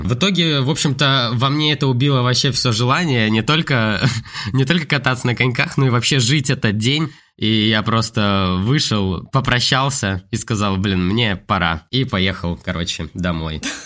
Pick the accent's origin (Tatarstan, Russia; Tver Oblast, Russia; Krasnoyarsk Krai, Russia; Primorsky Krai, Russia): Primorsky Krai, Russia; Vladivostok; now in Saint Petersburg, Russia; я сам с Владивостока, вот с Приморья